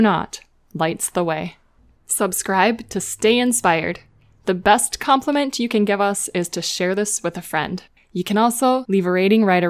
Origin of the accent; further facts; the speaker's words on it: Minnesota, United States; accent: Minnesotan; the Minnesotan, like me.